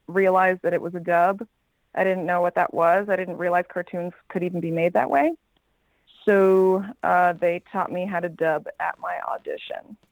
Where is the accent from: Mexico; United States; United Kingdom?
United States; New York City, New York; also born or lived in Los Angeles; I'm originally from New York, from Forest Hills, Queens, and I went to Brooklyn Tech for high school. And yeah, never left New York, born and raised